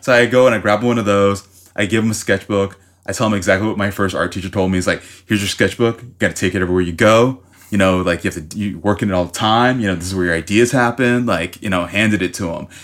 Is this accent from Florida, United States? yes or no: yes; Miami, Florida, United States; I'm from Miami, Florida, so I started off, uh, going to art school, like, in fifth grade